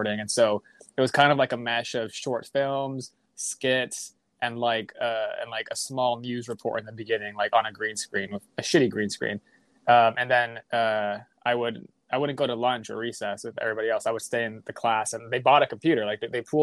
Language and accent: English; Chula Vista, California, United States; where I grew up in San Diego, Chula Vista